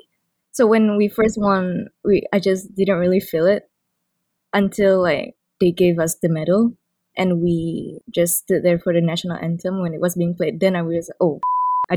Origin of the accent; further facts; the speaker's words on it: Sarawak, Malaysia; I'm actually from Sarawak, which is in the east side of Malaysia